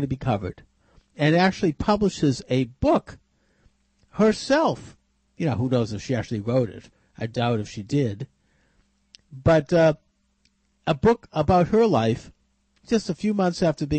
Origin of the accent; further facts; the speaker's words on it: Massachusetts, United States; my home state